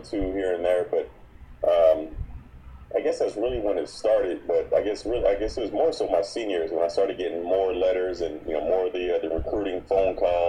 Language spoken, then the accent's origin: English; San Antonio, Texas, United States; also born or lived in Oxford, England; I grew up, for the most part, I grew up in San Antonio, Texas, but I guess that's via the United Kingdom.